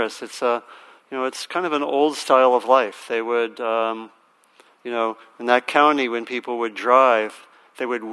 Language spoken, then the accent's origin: English; Maryland, United States; moved away; also born or lived in Virginia; I grew up in Maryland and my parents moved to Virginia